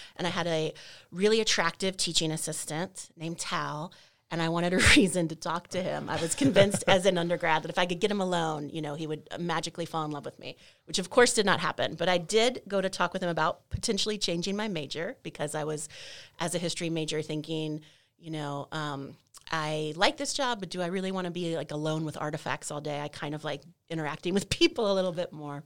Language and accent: English; North Texas, United States; also born or lived in Maryland / Louisiana; the rest of my childhood, adolescence, young adulthood in Texas, North Texas